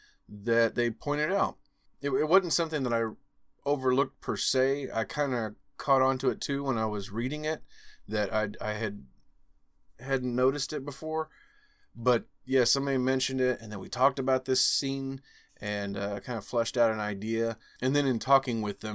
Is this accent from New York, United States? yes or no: no; Missouri, United States; Missouri, my home state here.